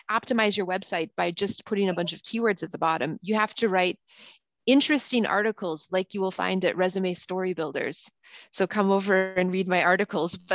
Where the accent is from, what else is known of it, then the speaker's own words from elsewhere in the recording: United States; I can say that because I'm actually American and I went to school, I went to high school in Europe and I went to college there. Mm. And then mm. I came back to the US, right?